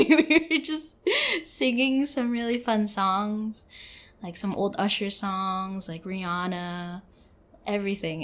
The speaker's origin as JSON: {"language": "English", "town": "San Francisco", "region": "California", "country": "United States", "tie": "born or raised there", "moved": "as an adult"}